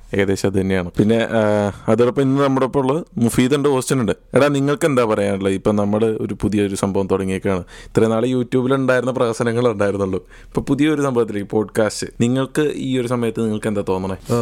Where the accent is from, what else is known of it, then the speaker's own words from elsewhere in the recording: Vadakkanchery, Kerala, India; moved away as an adult; now in Edinburgh, United Kingdom; നാട് പാലക്കാടാണ് പാലക്കാട് വടക്കഞ്ചേരിയാണ് സ്ഥലം